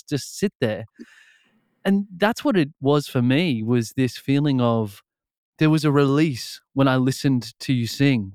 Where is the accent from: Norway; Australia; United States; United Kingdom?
Australia; I grew up in Australia.